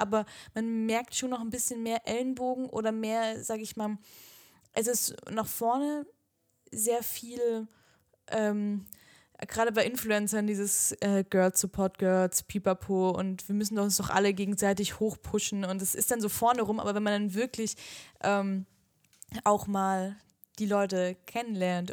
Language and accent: German; the South, Southern Germany, Germany; wir kommen ja auch aus dem Süden